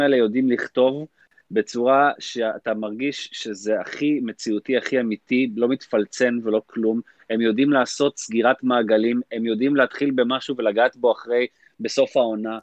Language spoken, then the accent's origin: Hebrew; Israel; אנחנו ישראלים